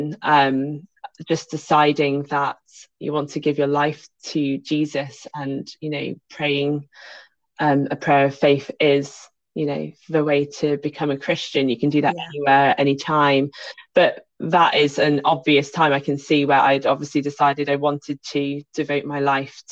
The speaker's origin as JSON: {"language": "English", "town": "Birmingham", "region": "West Midlands", "country": "United Kingdom", "tie": "born or raised there", "also_born_or_lived": "Kent", "moved": "yes", "said": "I was born in Birmingham"}